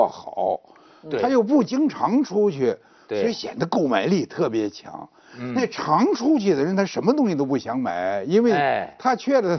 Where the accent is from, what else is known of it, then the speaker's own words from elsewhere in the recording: Guangdong, China; 那比比咱们广东人还厉害哇！